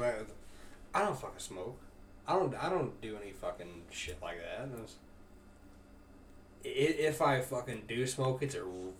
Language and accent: English; Missouri, United States; Where are you from? Like, Missouri.